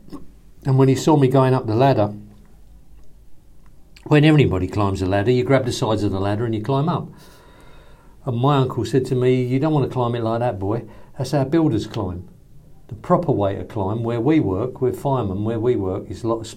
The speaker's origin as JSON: {"language": "English", "region": "London", "country": "United Kingdom", "also_born_or_lived": "Brooklyn, New York", "moved": "as an adult", "said": "I'm coming from the East End or East London"}